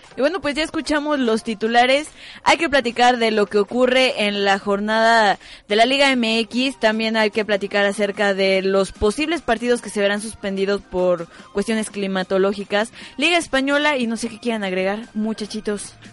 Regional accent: Querétaro, Mexico; yo soy de Querétaro

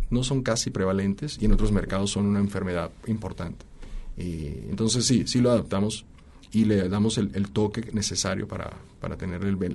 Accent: Colombia; now in Mexico; Este, mi origen, de hecho, es colombiano. tengo ocho años viviendo en México. Y en desde que salí de Colombia, eh, siempre he sido un extranjero.

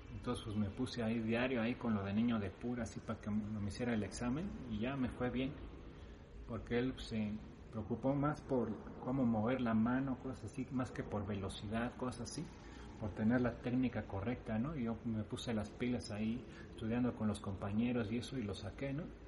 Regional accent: Mexico; also born or lived in Spain; yo siendo mexicano

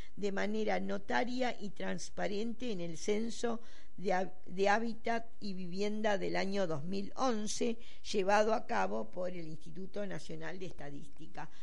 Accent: Buenos Aires, Argentina; porteños somos los porteños de acá, de la ciudad de Buenos Aires

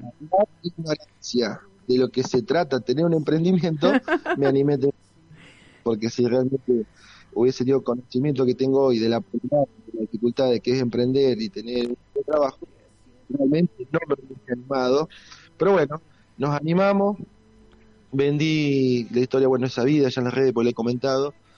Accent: Pueblo Irigoyen, Santa Fe, Argentina; moved away as an adult; now in Rosario, Argentina; nací en un pueblo del interior de Santa Fe, Pueblo Irigoyen, mi querido pueblo

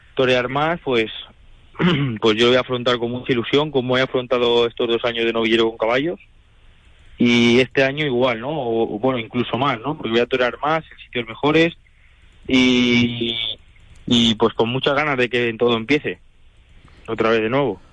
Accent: Madrid, Community of Madrid, Spain; also born or lived in Toledo; yo soy yo soy de Madrid, yo soy madrileño

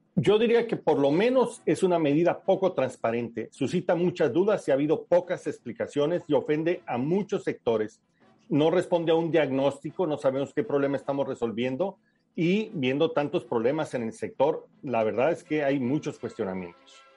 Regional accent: Mexico; also born or lived in Hermosillo, Sonora

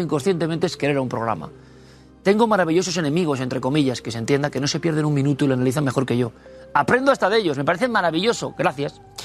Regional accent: Spain; como español

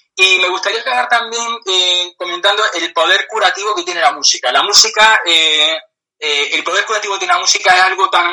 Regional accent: Granada, Andalusia, Spain; yo soy de Granada

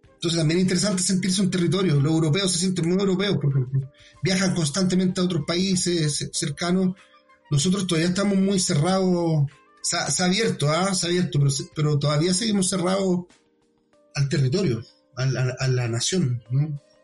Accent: Chile; also born or lived in Ñuñoa, Santiago; nosotros como, como chilenos

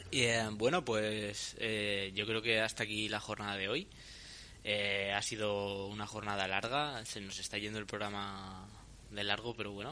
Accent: Pinto, Community of Madrid, Spain; Porque los que somos de la Rábida sabemos que, el Parque Santo Domingo es la diferencia entre.

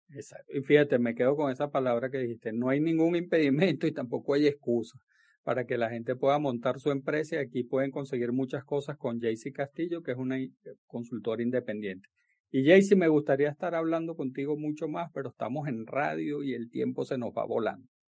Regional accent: Venezuela; moved away; Yo soy de Venezuela

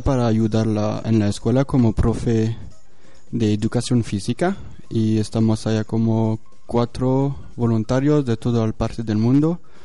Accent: France; Spanish is a second language; moved away as an adult; now in Guatemala; soy francés

